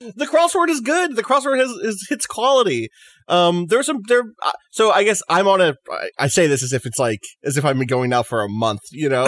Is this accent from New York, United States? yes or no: yes; New York City, New York, United States; as a New Yorker, as an American